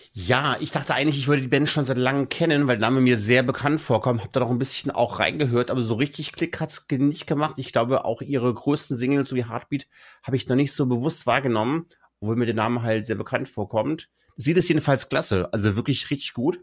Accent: Kassel, Hesse, Germany; ich bleibe auch in Deutschland und gehe in meine Heimatregion Kassel

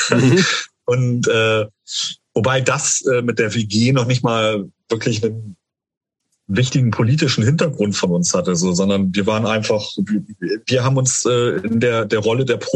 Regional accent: Dörverden, Lower Saxony, Germany; Also ich, ich komme ja ursprünglich aus, aus Dörferden-Barme

